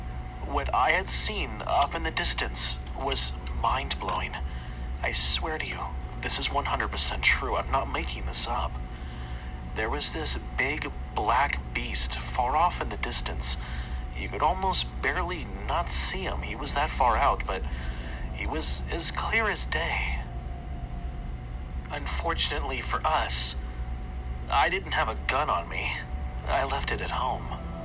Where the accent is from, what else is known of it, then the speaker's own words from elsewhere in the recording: Mesa, Arizona, United States; now in Flagstaff, United States; I'm originally from Mesa, Arizona. A few years ago, my family and I moved up north near Flagstaff for work purposes.